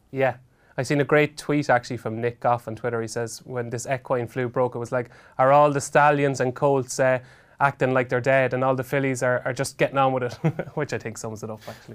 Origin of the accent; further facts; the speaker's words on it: Ireland; I was from Robinson, which was only a couple of miles down the road.